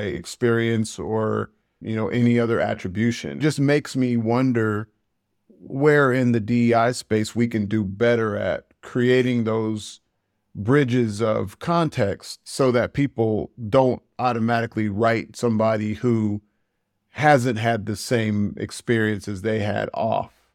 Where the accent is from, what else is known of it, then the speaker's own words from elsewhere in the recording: United States; moved away; I'm an American expat.